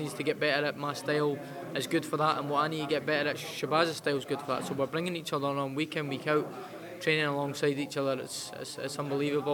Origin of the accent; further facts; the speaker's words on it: Edinburgh, Scotland, United Kingdom; back home in my hometown in front of my home fans